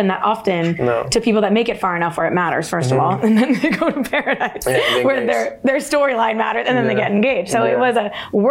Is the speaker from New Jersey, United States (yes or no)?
yes; Jersey Shore, New Jersey, United States; I'm a Jersey Shore girly, but I'm in the like Seagirt, Manasquan, Spring Lake part of it.